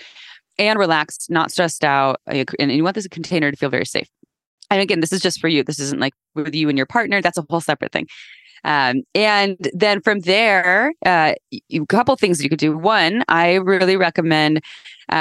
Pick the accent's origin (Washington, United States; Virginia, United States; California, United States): California, United States; Santa Cruz; I grew up in Santa Cruz, California